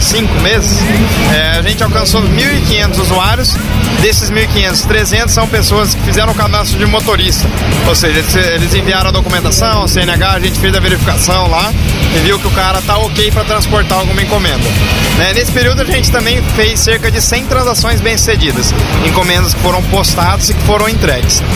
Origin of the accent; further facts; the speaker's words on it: Londrina, Paraná, Brazil; eu sou de Londrina